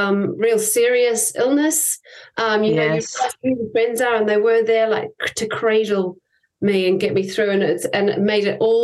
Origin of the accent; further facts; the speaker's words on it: New Zealand; accent: Kiwi twang; moved away as an adult; also born or lived in Edinburgh, Scotland; now in Saltburn-by-the-Sea, United Kingdom; I'm a New Zealander. I think people can definitely pick up a Kiwi twang when I talk.